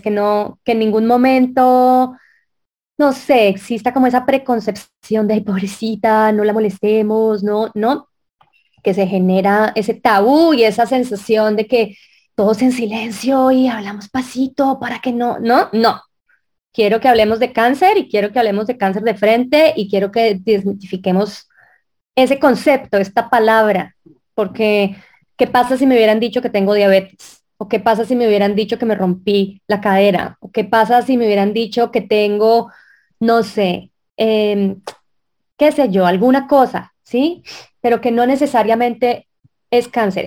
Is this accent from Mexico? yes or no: no; Colombia; yo soy colombiana